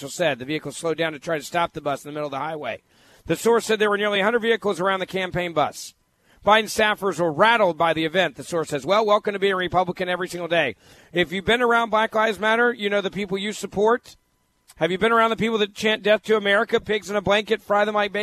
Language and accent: English; Memphis, Tennessee, United States; my hometown of Memphis, Tennessee